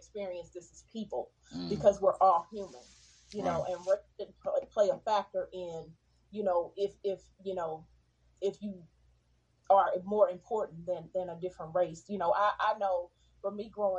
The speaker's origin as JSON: {"language": "English", "town": "Houston", "region": "Texas", "country": "United States", "tie": "born or raised there", "said": "growing up in Texas"}